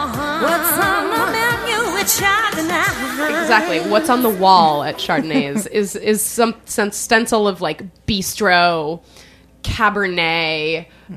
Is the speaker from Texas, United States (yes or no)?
no; Phoenix, Arizona, United States; moved away; I grew up in Phoenix where we always had the Arizona room